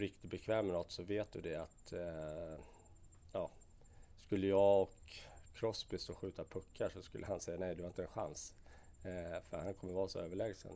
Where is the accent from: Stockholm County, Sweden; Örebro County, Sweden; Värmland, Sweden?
Stockholm County, Sweden; Vallentuna; Jag är uppväxt ute i Vallentuna